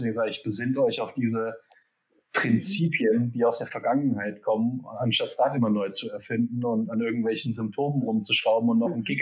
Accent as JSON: {"language": "German", "region": "Geneva", "country": "Switzerland", "tie": "born or raised there", "said": "Also ich bin groß geworden in Genf. Mein Dad wurde expatriiert nach Genf ähm, von Hewlett Packard."}